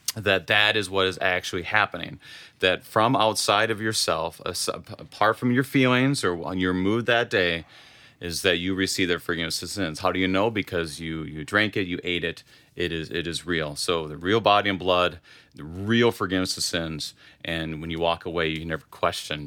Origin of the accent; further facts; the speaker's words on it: Wadena, Minnesota, United States; now in Sartell, United States; I grew up in Wadena.